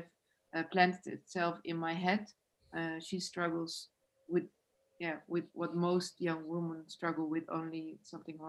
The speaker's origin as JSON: {"language": "English", "country": "Netherlands", "said": "I'm from the Netherlands"}